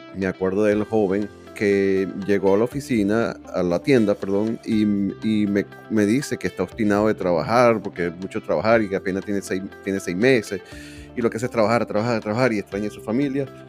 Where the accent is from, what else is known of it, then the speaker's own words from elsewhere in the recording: Venezuela; moved away as an adult; also born or lived in Miami, United States / Liberty Hill, Texas; now in United States; hablo de venezolanos porque es con quien me identifico más por ser venezolano